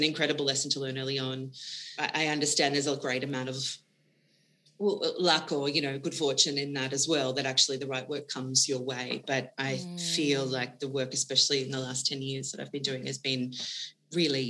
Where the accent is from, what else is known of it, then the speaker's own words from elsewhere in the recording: Wagga Wagga, New South Wales, Australia; I grew up in Wagga Wagga in New South Wales